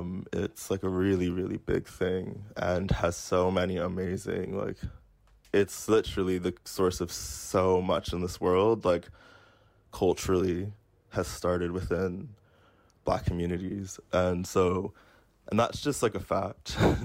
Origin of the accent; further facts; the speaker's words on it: United States; now in United Kingdom; I grew up like black in the United States. I live as a black person in Britain.